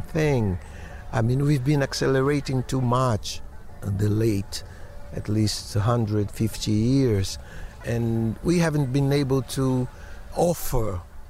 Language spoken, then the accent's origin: English; Bahia, Brazil; in Bahia also, in my hometown